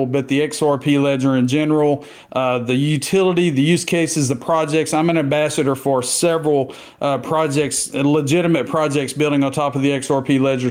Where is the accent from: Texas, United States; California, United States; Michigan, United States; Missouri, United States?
Texas, United States; Southeast; I've been living, born and raised in Southeast Texas near the Beaumont, Port Arthur, Golden Triangle area. I haven't left